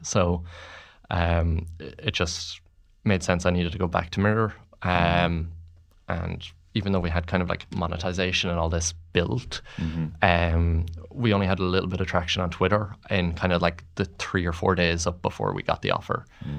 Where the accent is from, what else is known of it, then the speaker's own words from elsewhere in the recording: Mullingar, Westmeath, Ireland; I grew up in Mullingar